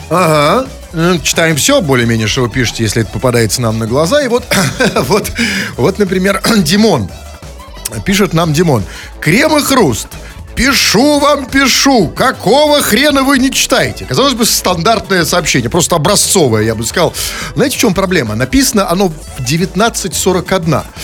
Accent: Saint Petersburg, Russia; как добропорядочный петербуржец

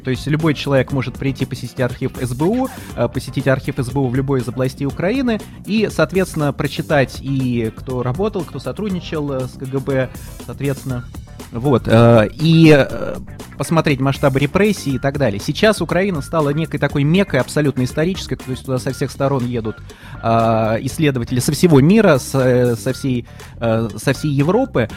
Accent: Moscow, Russia; Я москвич четвёртом поколении

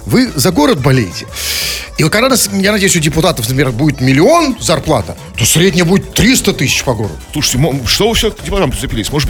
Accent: Saint Petersburg, Russia; я же тоже петербуржец, я же петербуржец.

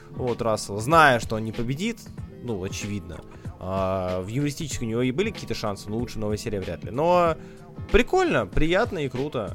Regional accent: Saint Petersburg, Russia; Я как быдло из Питера

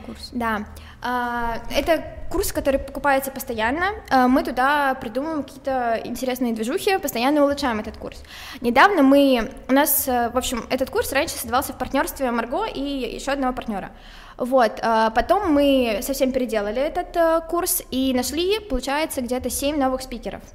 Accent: Moscow, Russia; also born or lived in Saint Petersburg; я москвичка, но уезжала в Питер э, в середине девятого класса, и вот в одиннадцатом классе вернулась в Москву.

